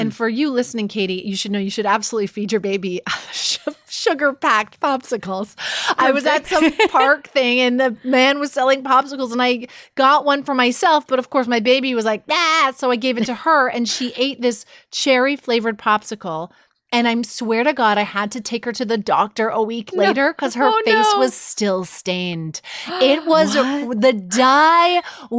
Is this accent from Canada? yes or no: yes; Canada; moved away; I am from another country, as we've established, as a Canadian